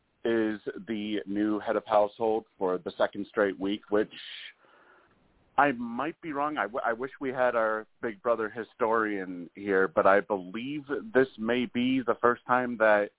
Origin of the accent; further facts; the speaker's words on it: Massachusetts, United States; I am from Massachusetts, actually. More along the Massachusetts Connecticut line